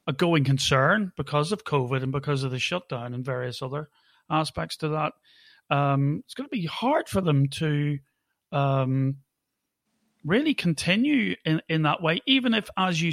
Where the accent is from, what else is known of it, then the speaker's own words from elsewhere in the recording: Holywood, Northern Ireland, United Kingdom; I come from Hollywood